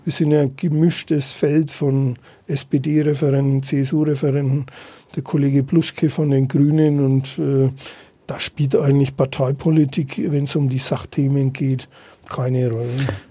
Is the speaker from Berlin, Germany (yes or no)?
no; Nuremberg, Bavaria, Germany; für die Stadt zu arbeiten als gebürtiger Nürnberger